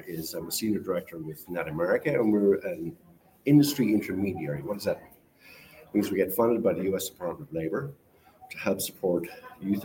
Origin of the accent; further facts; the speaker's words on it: Ireland; now in United States; I come from Ireland